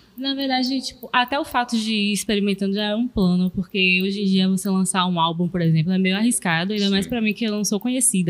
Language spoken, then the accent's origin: Portuguese; Northeast Region, Brazil; eu sou nordestino